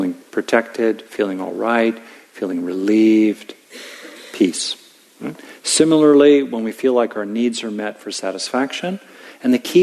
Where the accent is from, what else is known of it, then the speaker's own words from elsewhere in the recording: Southern California, United States; I grew up in Southern California.